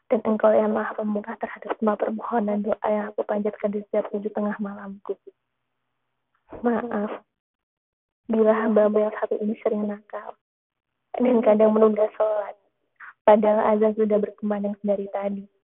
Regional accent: Java, Indonesia; born there; walaupun aku lahir di tanah Jawa, kelas 1 SD memang iya. masa-masa yang sangat suram untukku. Aku bahkan tidak handal dalam berbicara bahasa Jawa.

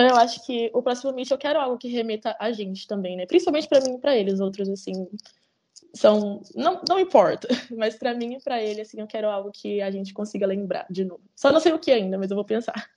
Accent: Campinas, São Paulo, Brazil; Eu sou do interior, né? Eu sou de Campinas.

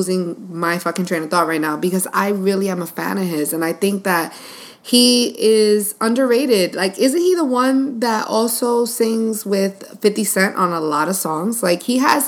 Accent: New York City, New York, United States; my childhood when I was growing up in the Bronx

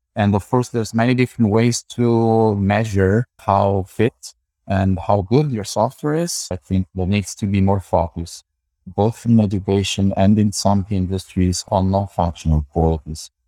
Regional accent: Campania, Italy; also born or lived in Santa Cruz, California, United States; I was born here in Middle, in Southern Italy, and I did most of my studies here in University of Salerno, that's in the south of Italy.

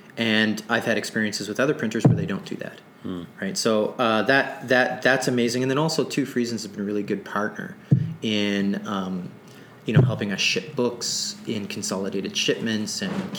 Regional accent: Sydney, Nova Scotia, Canada; born there; also born or lived in Toronto; now in Winnipeg, Canada; Before Winnipeg, I came from Toronto, but I'm a Nova Scotia native. I was born there. I was born in Sydney, Cape Breton, and slowly moved west. And that just had to do with my father and his work.

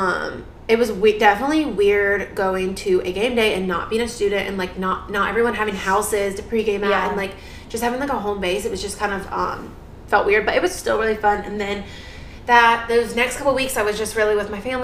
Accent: New York, United States; moved away; I'm booking home to New York

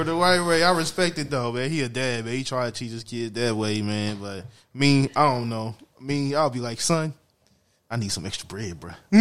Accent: Louisiana, United States; I'm from Louisiana

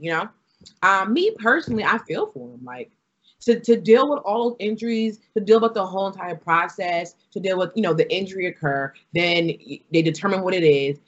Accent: New York City, New York, United States; I'm originated from New York City, um, New York

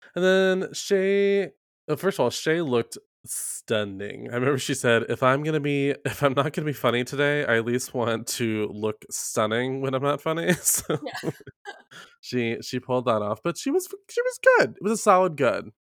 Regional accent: the South, United States; I'm from the South

